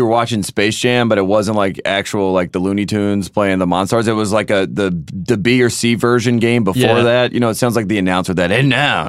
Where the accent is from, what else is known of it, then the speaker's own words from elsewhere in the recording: Long Island, New York, United States; accent: Long Island; I think it's a reminder that I am from Long Island. You know me. You know ….